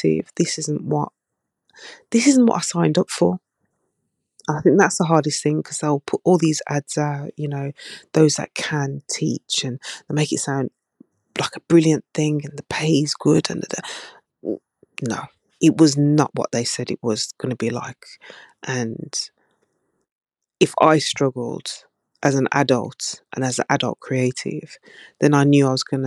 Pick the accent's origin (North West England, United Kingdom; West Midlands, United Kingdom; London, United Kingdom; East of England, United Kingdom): West Midlands, United Kingdom; Birmingham; from Birmingham, even though you slated my accent.